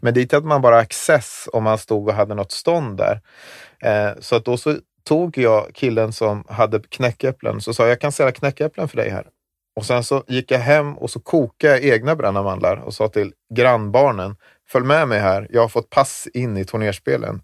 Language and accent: Swedish; Visby, Gotland, Sweden; moved away as an adult; also born or lived in Zambia; Jag växte upp i Visby då. En stor del, största delen av mitt liv har ju varit där innerstaden